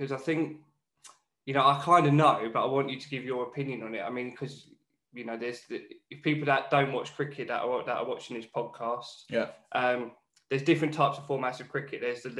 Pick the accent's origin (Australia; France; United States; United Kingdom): United Kingdom; Newcastle upon Tyne, North East England; accent: Geordie; So I am a northern boy, right? I'm from Newcastle.